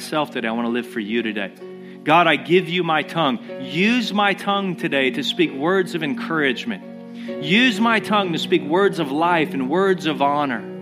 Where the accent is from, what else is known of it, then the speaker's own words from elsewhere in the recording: United States; we as Americans